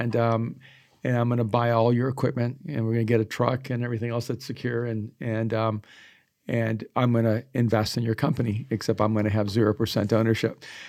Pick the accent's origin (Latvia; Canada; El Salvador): El Salvador; moved away; I am an immigrant and I am from El Salvador.